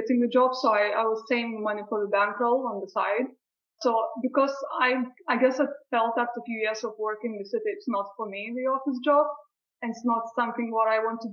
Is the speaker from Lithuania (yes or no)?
yes; Lithuania; also born or lived in Brighton, England; now in England; I'm originally from Lithuania. I moved to England around 15 years ago